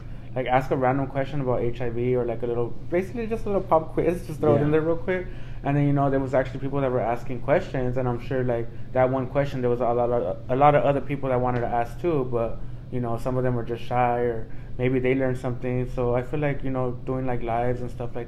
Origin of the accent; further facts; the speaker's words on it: Los Angeles, California, United States; I'm from South Central, so I'm hood smart as fuck